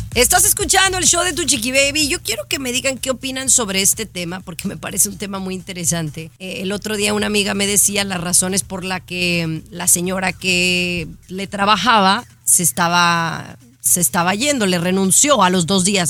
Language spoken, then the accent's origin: Spanish; Jalisco, Mexico; la gente que somos de Jalisco